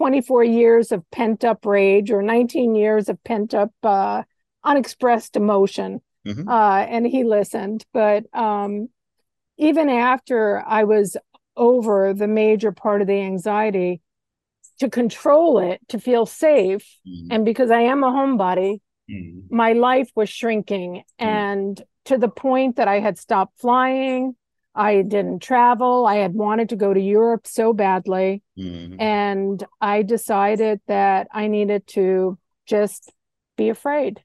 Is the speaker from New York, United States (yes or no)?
yes; Long Island, New York, United States; also born or lived in Kansas City; now in Hawaii, United States; I grew up on Long Island in New York, which is just a series of little towns.